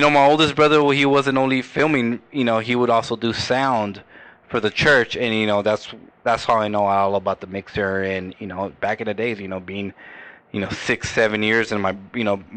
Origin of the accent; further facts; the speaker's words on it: California, United States; born there; So I was I was I was born here. I was born in County Hospital. When I was 20 years old, my dad moved us all the way up to Modesto.